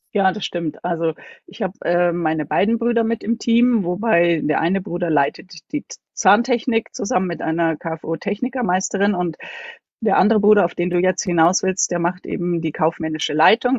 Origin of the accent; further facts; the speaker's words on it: Munich, Bavaria, Germany; von der Wohnung, wo ich aufgewachsen bin, bis zu unserem Haus, wo ich jetzt wohne, sind, liegen nur 100 Meter dazwischen. Ansonsten habe ich in München, bin ich zur Schule gegangen, habe dort studiert